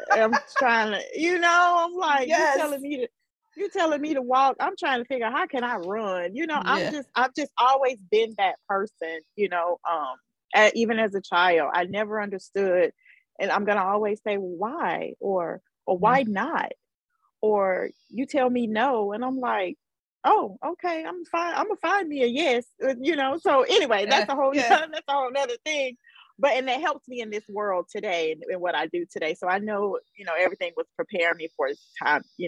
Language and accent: English; Mobile, Alabama, United States; moved away; it was in my hometown